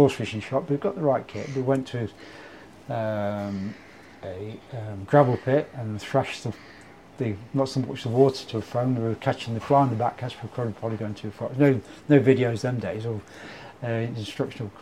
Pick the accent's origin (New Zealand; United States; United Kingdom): United Kingdom; Leicester, East Midlands; also born or lived in Nottingham; I was born in Nottingham but lived in Leicester most of my life